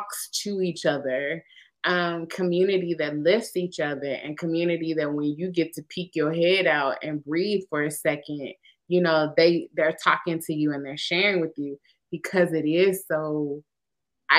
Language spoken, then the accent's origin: English; Winston-Salem, North Carolina, United States; Wake Forest is in my hometown